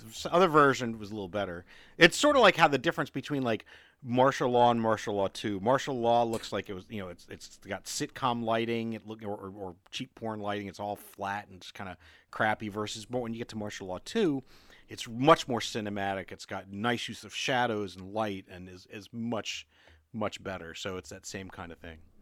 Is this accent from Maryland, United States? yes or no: yes; Maryland, United States; now in Southern United States; I'm from below the Mason-Dixon line, but Maryland never seceded